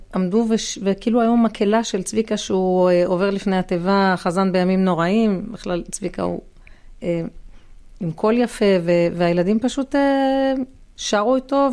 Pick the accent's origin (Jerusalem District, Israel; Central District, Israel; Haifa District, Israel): Central District, Israel; Ra'anana; אנחנו מרעננה